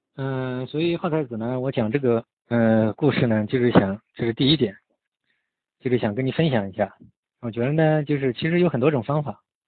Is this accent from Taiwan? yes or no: no; China; 我们中国人嘛，就很多，就是这样